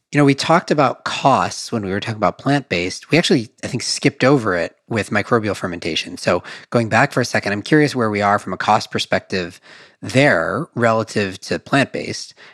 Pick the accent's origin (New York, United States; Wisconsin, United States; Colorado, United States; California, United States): Wisconsin, United States; Madison; I grew up in Wisconsin, Madison, Wisconsin